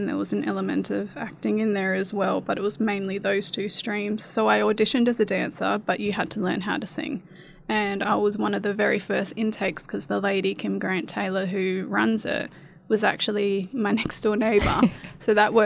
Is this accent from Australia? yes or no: yes; Gove, Northern Territory, Australia; moved away; also born or lived in Adelaide; I was born in Gove.